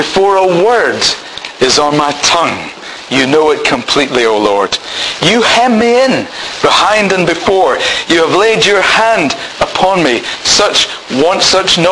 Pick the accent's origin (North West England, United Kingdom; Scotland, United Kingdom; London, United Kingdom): Scotland, United Kingdom; I'm married to Pam. I'm Scottish.